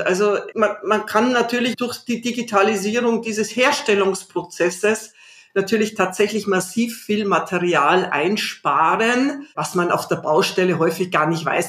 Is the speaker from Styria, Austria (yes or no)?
no; Salzburg, Austria; born or raised there; now in Berlin, Germany